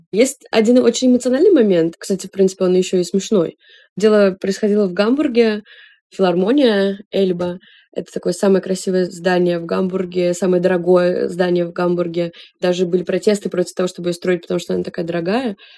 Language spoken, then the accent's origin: Russian; Russia; moved away as an adult; also born or lived in Saint Petersburg / Israel / Georgia; мы девушки из России